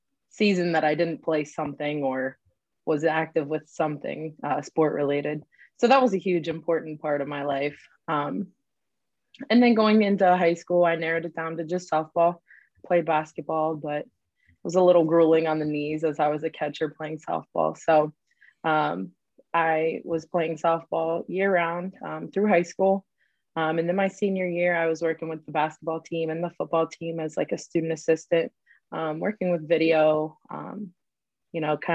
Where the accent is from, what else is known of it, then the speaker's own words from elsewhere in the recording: Cincinnati, Ohio, United States; now in Morehead, United States; I grew up in Cincinnati, Ohio